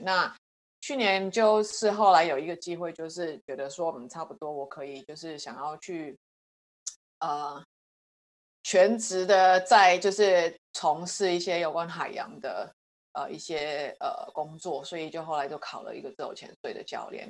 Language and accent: Chinese; Hong Kong; also born or lived in United States; now in Taiwan; 我在香港出生，呃，之后后来就在美国住了大概十几年，然后最近的五年在台湾